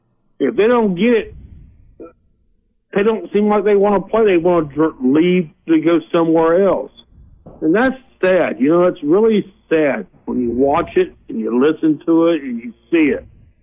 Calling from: Dothan, Alabama, United States; also born or lived in Bergman, Arkansas; I'm calling from Dothan, Alabama.

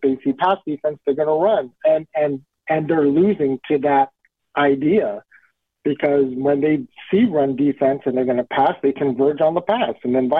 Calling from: West Coast, United States; over here on the West Coast.

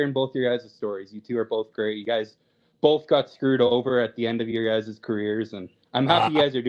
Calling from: Calgary, Alberta, Canada; I'm calling from Calgary here.

